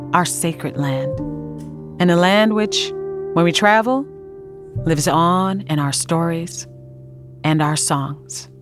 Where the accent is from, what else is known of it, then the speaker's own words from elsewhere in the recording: Harlan County, Kentucky, United States; now in Brooklyn, United States; I was raised in Harlan County. But today I live in Brooklyn